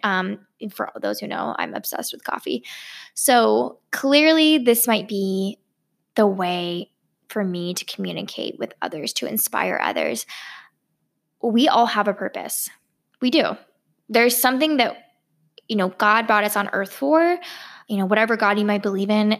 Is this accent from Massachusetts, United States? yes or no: no; California, United States; now in Los Angeles, United States; I was born in California